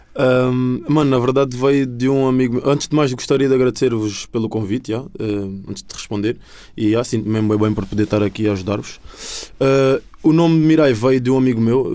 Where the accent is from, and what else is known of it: Sintra line, Lisbon, Portugal; born or raised there; accent: sotaque da linha de Sintra; also born or lived in Angola; now in Cascais, Portugal